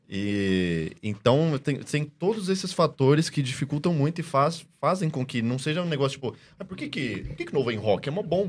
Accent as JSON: {"language": "Portuguese", "country": "Brazil", "first_language": "Portuguese", "said": "como eu sou brasileiro"}